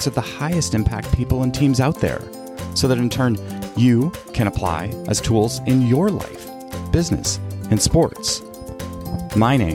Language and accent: English; Canada; I was born and raised in Canada